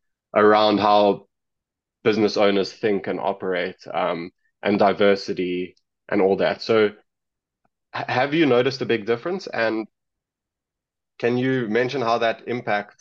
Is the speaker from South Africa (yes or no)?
yes; South Africa; I come from South Africa